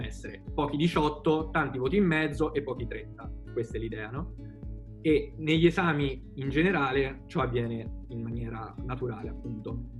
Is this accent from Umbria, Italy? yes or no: yes; Perugia, Umbria, Italy; sono perugino doc